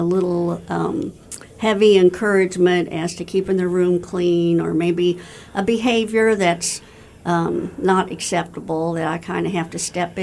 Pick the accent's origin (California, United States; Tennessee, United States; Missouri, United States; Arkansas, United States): Missouri, United States; Warrensburg; I was born in Warrensburg. I live in Warrensburg. I went to college in Warrensburg.